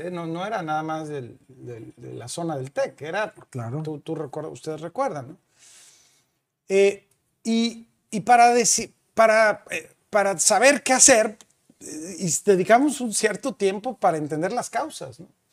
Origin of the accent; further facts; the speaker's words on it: San Luis Potosí, Mexico; moved away as an adult; now in Monterrey, Mexico; soy potosino, nací en San Luis Potosí, me vine a estudiar a Monterrey